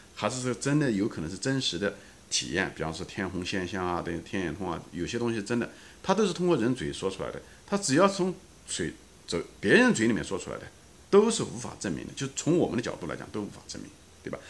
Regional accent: China; 我本人就跟咱们大陆大多数人是一样的，我从小是在中国长大的

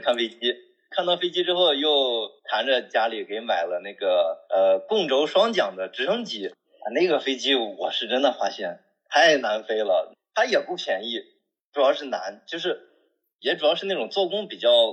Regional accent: northern China, China; now in Chengdu, China; 因为我是北方人，说实话在北方见的比较多

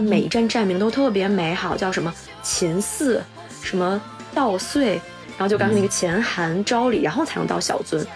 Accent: China; moved away as an adult; now in Toyota, Japan; 我说我是中国人

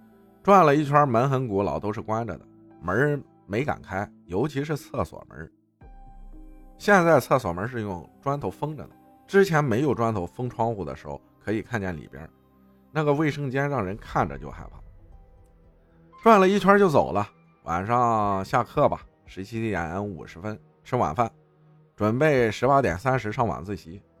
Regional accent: Baoying, Jiangsu, China; 我老家扬州宝应县，很久之前也没有很久，大概就是前年往前，有个地方叫宝胜桥

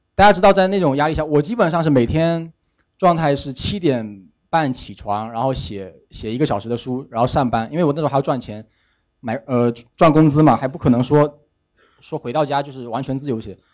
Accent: China; also born or lived in Fujian; 我们中国人就是说

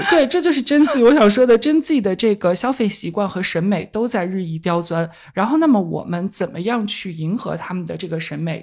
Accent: China; 我们还是来自中国

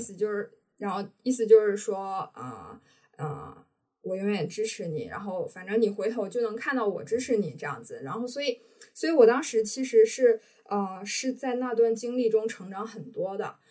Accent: Harbin, Heilongjiang, China; moved away as an adult; also born or lived in Shenzhen / Sheffield; now in Shanghai, China; 我就是在哈尔滨长大，然后在上大学之前其实都，呃，生活在家里

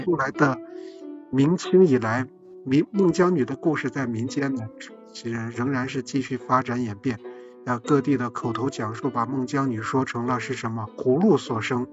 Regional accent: Tongchuan, Shaanxi, China; 其实这就是我们家门口儿

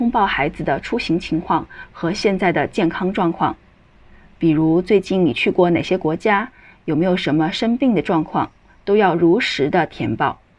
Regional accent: Hubei, China; now in Singapore; 我老家就是湖北的

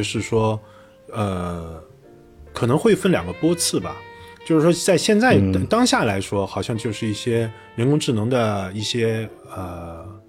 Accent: China; 那根据我们中国人说法是，直到他生下来才开始。

